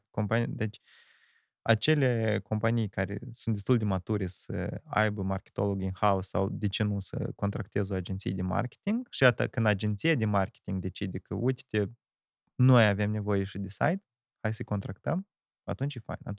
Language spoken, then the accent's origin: Romanian; Ialoveni, Ialoveni District, Moldova; Da, eu sunt din Ialoveni, născut în Ialoveni, făcut școala Neoloveni, plecat Neoloveni și acum din nou m-am întors Neoloveni.